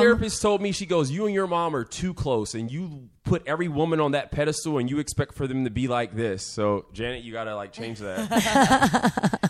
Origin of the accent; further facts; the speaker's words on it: Vacaville, California, United States; I'm not from Africa, I'm actually from Vacaville